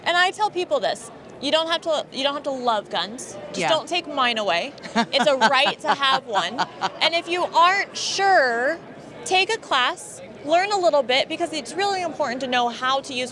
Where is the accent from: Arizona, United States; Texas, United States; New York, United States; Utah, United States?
Arizona, United States; Phoenix; I'm born and raised in Phoenix